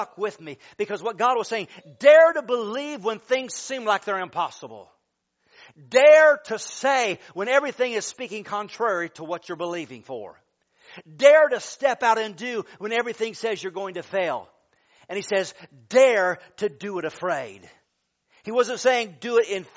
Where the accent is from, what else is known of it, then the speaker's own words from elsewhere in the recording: Michigan, United States; I'm from Michigan